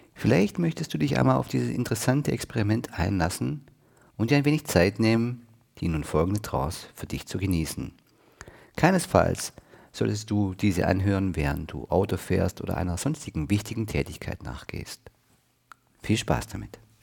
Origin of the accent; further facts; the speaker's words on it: Pfuhl, Bavaria, Germany; in Pfuhl, meinem Heimatort, einem Vorort zu den Städten Neu-Ulm und Ulm